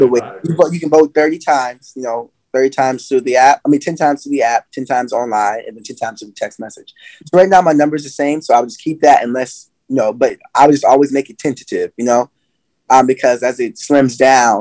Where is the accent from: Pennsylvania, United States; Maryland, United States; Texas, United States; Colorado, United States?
Maryland, United States; Salisbury; I'm from Maryland